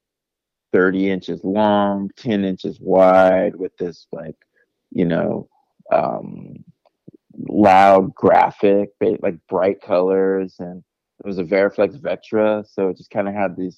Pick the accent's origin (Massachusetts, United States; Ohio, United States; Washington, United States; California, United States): California, United States; San Jose; I grew up in San Jose.